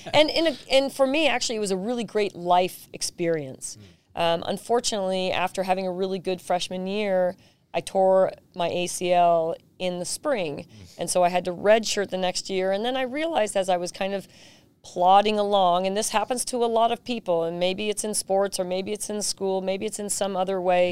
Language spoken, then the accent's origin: English; San Jose, California, United States; I was just a regular kid growing up in South San Jose